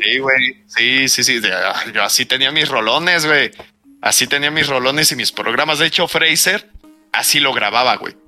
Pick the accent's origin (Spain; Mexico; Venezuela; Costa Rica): Mexico; como buen mexicano